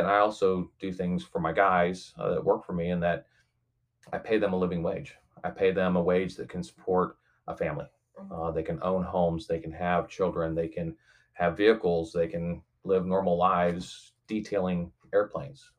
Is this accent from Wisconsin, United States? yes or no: no; St. Louis, Missouri, United States; now in Kansas City, United States; I was born and raised predominantly over in St. Louis